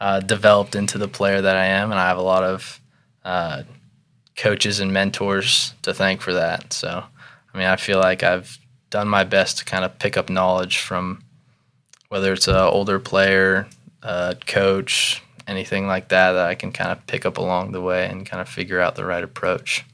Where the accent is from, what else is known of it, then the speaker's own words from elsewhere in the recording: Irvine, California, United States; moved away; also born or lived in Jacksonville, North Carolina; I'm actually from Southern California